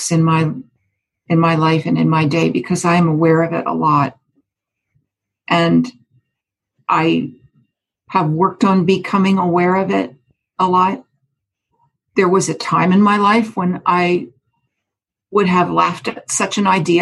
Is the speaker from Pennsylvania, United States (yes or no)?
yes; Lancaster, Pennsylvania, United States; moved away; my hometown of Lancaster, Pennsylvania